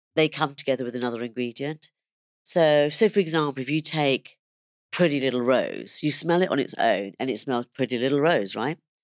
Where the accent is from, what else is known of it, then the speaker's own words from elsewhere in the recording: London, United Kingdom; also born or lived in India; even though I was born in London, I went to go and live in India for, um, about four and a half years